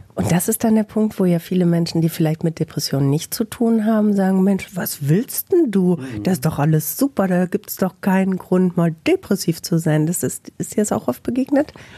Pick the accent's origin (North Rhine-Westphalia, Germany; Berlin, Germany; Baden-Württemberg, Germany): North Rhine-Westphalia, Germany; Bielefeld